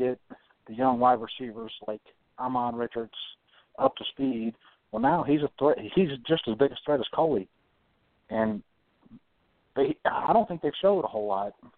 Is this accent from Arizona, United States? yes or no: no; South Carolina, United States; also born or lived in Atlanta; I'm actually from South Carolina, but I'll be in Atlanta more than I actually be home.